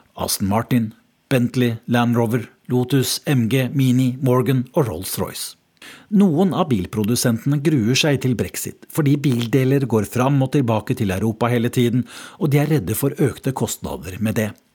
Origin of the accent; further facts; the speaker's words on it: Norway; moved away as an adult; now in London, United Kingdom; jeg er fra Norge